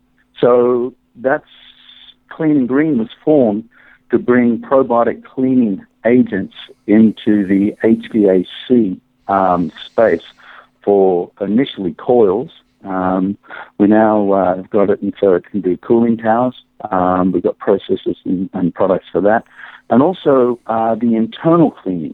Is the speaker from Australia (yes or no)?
yes; Australia; moved away; I grew up in Australia